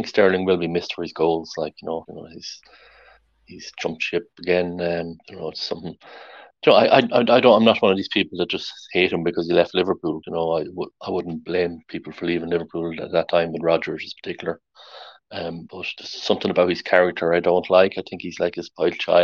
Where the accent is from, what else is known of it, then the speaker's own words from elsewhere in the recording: Ireland; I'm Irish